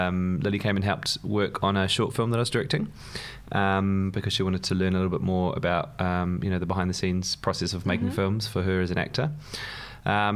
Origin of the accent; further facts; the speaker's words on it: New Zealand; moved away as an adult; now in London, United Kingdom; as you can probably tell by the accent, I grew up in New Zealand, but I wasn't born there